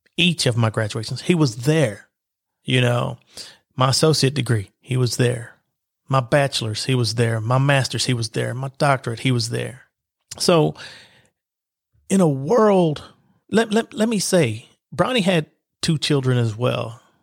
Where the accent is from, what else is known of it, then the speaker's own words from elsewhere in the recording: Lexington, Kentucky, United States; I was born in Lexington, Kentucky, and life began for me in the East End projects of Lexington, Kentucky